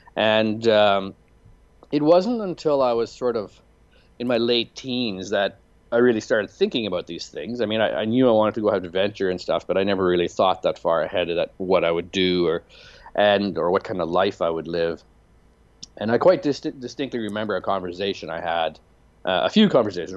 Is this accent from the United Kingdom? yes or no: no; Canadian Prairies, Canada; moved away as an adult; also born or lived in Chicago; growing up Mennonite on a turkey farm in, in the Canadian prairies